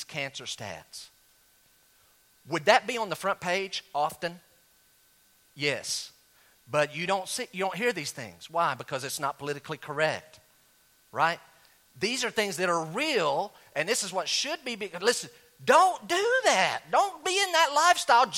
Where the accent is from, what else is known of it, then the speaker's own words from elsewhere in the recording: Western North Carolina, United States; I was raised in Western North Carolina in the 1970s and 80s, all right, in the country